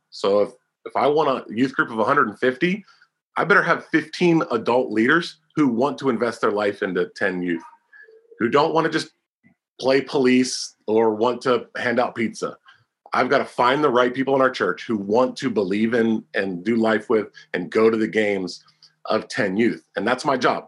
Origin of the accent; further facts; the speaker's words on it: Pennsylvania, United States; 2007 to 2009 in my home state, Pennsylvania